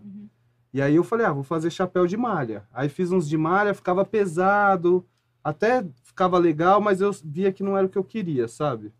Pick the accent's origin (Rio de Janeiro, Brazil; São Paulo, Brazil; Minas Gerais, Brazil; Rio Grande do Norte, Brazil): São Paulo, Brazil; Jundiaí; Eu sou de Jundiaí, interior